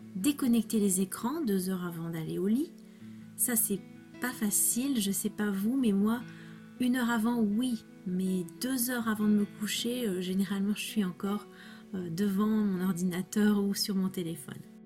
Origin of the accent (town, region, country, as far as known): France; first language French